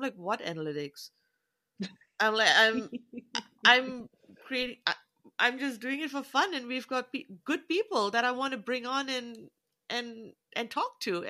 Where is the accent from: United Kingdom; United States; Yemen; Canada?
Canada; also born or lived in New Zealand; And I'm Southeast Asian, but I look Indian, mm-hmm. so I'm Canadian, but I'm also a Kiwi.